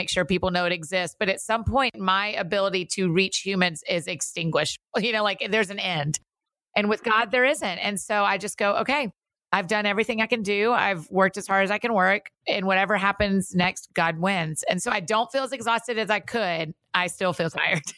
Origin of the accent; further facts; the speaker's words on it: Atlanta, Georgia, United States; now in Nashville, United States; We grew up in Atlanta.